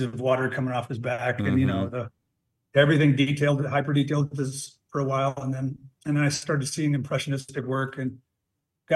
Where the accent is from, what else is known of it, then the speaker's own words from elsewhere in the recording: Lander, Wyoming, United States; also born or lived in Dubois, Wyoming; I came back to my hometown of Lander